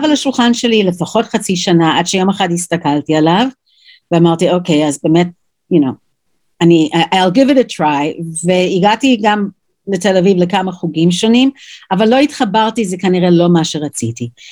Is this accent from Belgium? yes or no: no; New York, United States; Hebrew is a second language; moved away as an adult; also born or lived in Jerusalem, Israel; now in Israel; וגדלתי אז בניו יורק